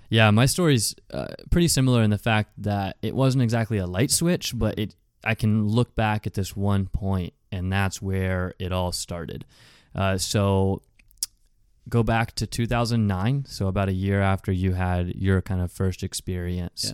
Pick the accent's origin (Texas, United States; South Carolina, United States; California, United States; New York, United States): South Carolina, United States; Rock Hill; also born or lived in Fort Mill, South Carolina; now in Charlotte, United States; I'm from the Rock Hill, South Carolina, Fort Mill, South Carolina area.